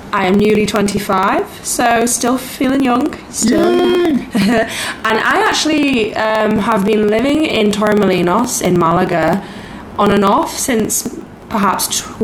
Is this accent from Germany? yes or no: no; Liverpool, North West England, United Kingdom; So I'm from a small city called Liverpool in the UK.